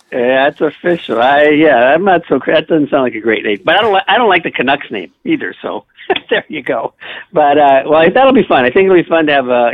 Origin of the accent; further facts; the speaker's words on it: California, United States; growing up in Southern California, I was a big Kings fan